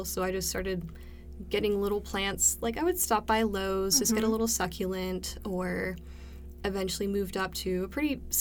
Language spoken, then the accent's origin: English; Maryland, United States; now in Cleveland, Tennessee, United States; I was born in Maryland, and I lived in the same house for my whole life